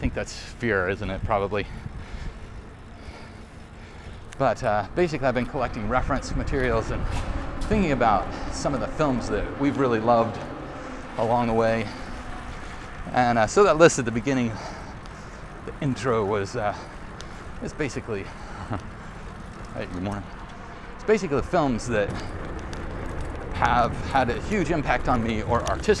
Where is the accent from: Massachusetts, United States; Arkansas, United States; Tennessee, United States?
Arkansas, United States; I grew up in Arkansas where we didn't talk about film.